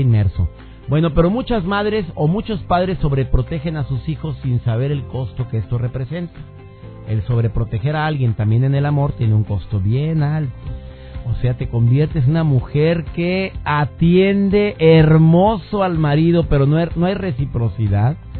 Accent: Mexico; durante mucho tiempo vivió con la terrible inseguridad en mi amado México

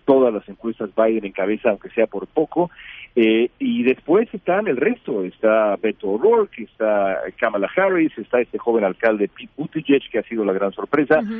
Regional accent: Mexico; como periodista mexicano

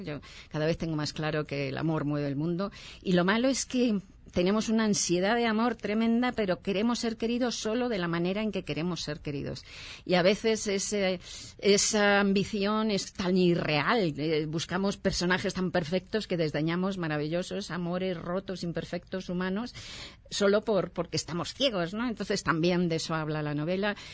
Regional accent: Madrid, Community of Madrid, Spain; yo soy de Madrid

